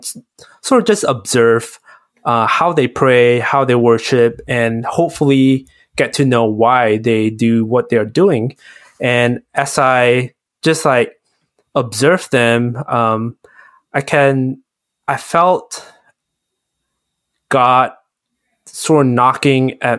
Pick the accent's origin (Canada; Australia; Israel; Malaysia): Malaysia; growing up in Malaysia, where there's a lot of religion